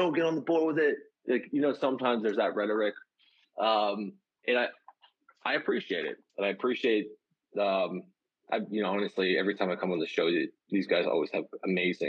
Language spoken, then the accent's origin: English; Canada; I'm a Canadian.